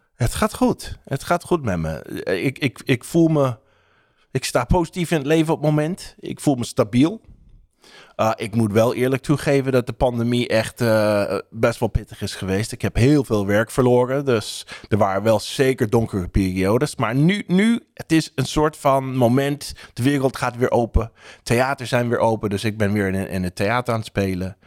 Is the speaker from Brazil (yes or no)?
no; United States; Dutch is a second language; now in Netherlands; Als Amerikaan in Nederland